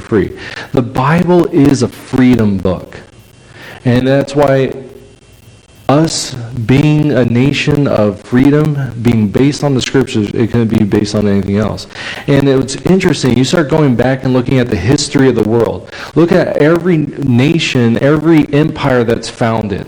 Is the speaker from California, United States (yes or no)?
yes; California, United States; moved away; I'm from California